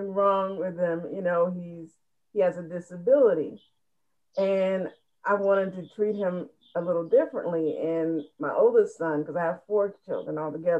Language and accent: English; Ohio, United States; in our area, I'm from Ohio.